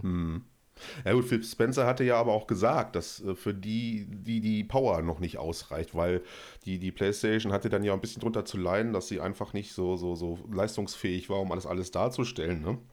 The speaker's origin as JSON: {"language": "German", "country": "Germany", "said": "als Deutscher"}